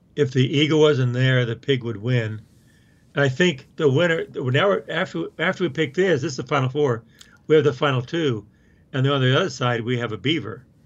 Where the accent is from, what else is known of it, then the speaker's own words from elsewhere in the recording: Oklahoma, United States; now in Colorado, United States; I grew up in Oklahoma